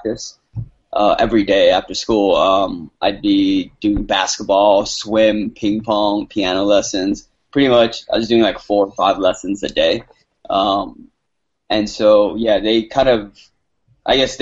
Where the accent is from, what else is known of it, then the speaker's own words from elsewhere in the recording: San Gabriel, California, United States; moved away as an adult; growing up in San Gabriel